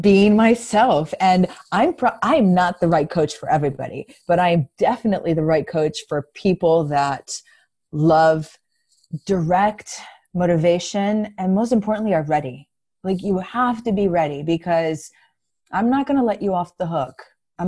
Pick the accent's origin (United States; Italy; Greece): Greece; first language Greek; English is a second language; moved away; English, believe it or not, is not my first language. I was born and raised in Greece.